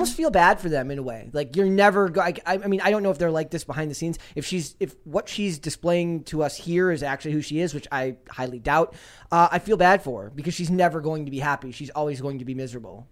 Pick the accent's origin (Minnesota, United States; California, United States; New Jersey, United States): Minnesota, United States; I'm from Minnesota